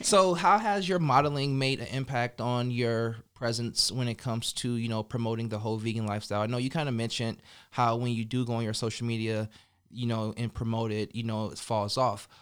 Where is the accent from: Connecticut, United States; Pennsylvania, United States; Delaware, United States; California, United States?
California, United States; now in Las Vegas, United States; I'm from Cali, the West Coast